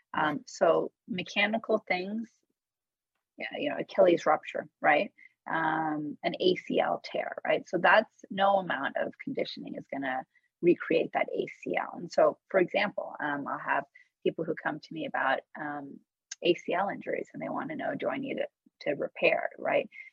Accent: Menlo Park, California, United States; also born or lived in Tehran, Iran; I grew up in Menlo Park, California

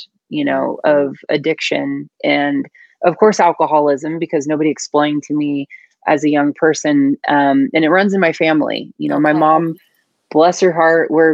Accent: Northern California, United States; I grew up a tomboy in Northern California.

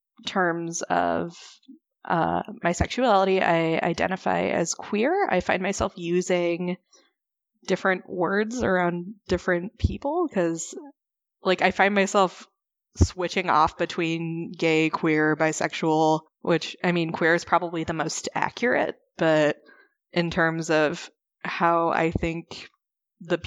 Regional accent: Chicago, Illinois, United States; also born or lived in Missouri; I grew up in the Chicago area

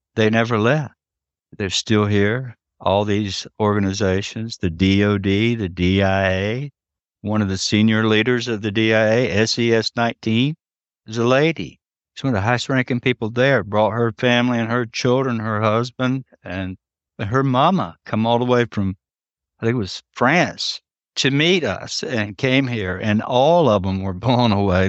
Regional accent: around the Tuscarora tribe, North Carolina, United States; I was raised in and around the Tuscarora tribe, it's right here

